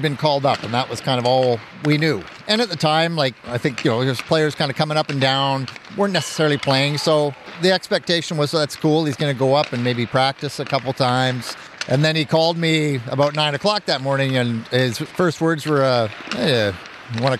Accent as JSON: {"language": "English", "country": "Canada", "said": "being Canadian"}